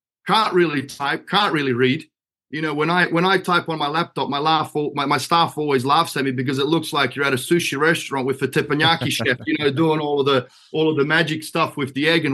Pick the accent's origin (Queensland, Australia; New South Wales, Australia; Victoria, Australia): New South Wales, Australia; Sydney; moved away as an adult; now in Toledo, United States; I'm not actually from Ohio, mate. Born and bred in Australia.